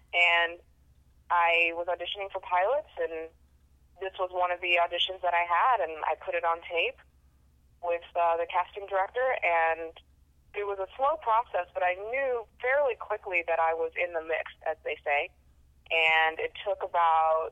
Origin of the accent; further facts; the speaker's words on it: Los Angeles, California, United States; also born or lived in Orange County; I was born and raised in Los Angeles, which is very much an industry town